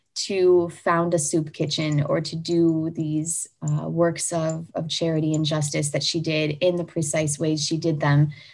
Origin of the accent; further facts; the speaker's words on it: United States; I'm an American, so I use